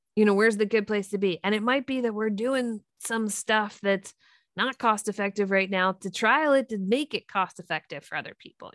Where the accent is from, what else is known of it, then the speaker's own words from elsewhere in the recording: Three Mile Island, Pennsylvania, United States; I grew up near Three Mile Island.